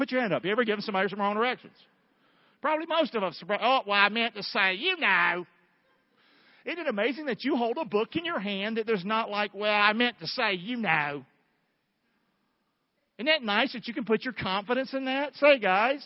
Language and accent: English; Rockingham, North Carolina, United States; a hellhole home that I grew up in Rockingham, North Carolina